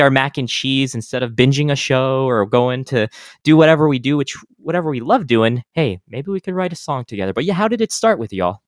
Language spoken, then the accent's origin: English; El Paso, Texas, United States; moved away; I'm from El Paso